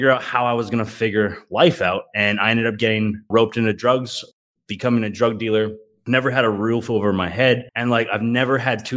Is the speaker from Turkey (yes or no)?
no; Calgary, Alberta, Canada; my hometown of Calgary, Alberta